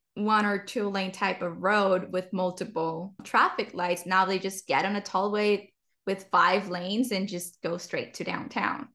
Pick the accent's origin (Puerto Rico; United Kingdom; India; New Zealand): Puerto Rico; now in Texas, United States; growing up in Puerto Rico